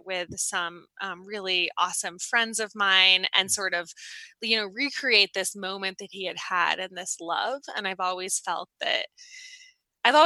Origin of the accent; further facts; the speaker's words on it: Boulder, Colorado, United States; moved away as an adult; also born or lived in Boston, Massachusetts; I grew up in Boulder, Colorado